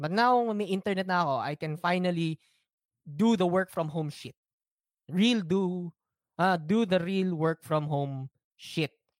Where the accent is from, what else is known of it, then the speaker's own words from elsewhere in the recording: Philippines; It's part of being a Filipino you have to endure slow internet.